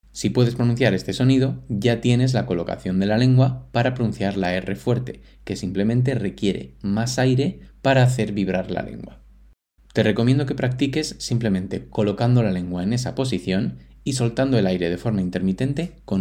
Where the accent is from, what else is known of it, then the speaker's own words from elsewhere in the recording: Moscow, Russia; Spanish is a second language; soy de Rusia, de Moscú, y mi pregunta para César es